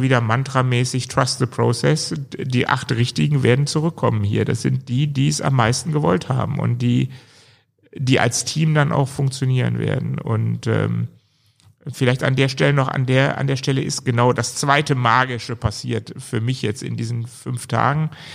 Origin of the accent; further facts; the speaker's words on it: Germany; wir hatten da so ein bisschen Narrenfreiheit als Deutsche